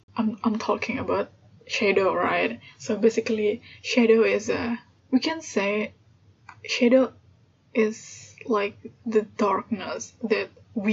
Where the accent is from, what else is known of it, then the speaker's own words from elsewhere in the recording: Indonesia; English is a second language; I'm Indonesian. I was born in Indonesia and also I grew up here. And yeah, English is my third language.